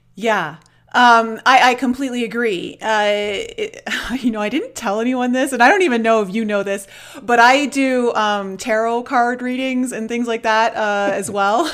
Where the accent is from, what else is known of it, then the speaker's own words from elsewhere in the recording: outside of Toronto, Ontario, Canada; I grew up in Canada, in, outside of Toronto